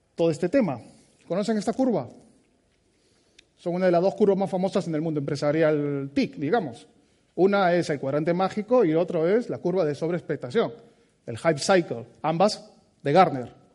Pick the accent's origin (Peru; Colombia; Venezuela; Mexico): Peru; moved away as an adult; now in Basque Country, Spain; Soy peruano de nacimiento